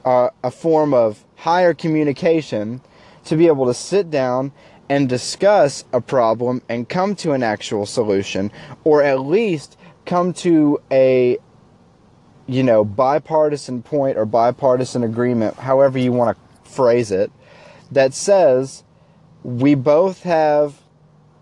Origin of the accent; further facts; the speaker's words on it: United States; as an American people